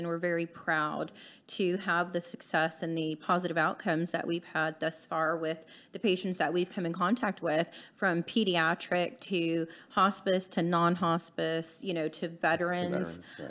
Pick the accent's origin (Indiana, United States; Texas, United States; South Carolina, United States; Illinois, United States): Texas, United States; Eagle Lake; also born or lived in Houston; I was born in Houston, but I grew up in a very small town called Eagle Lake, Texas.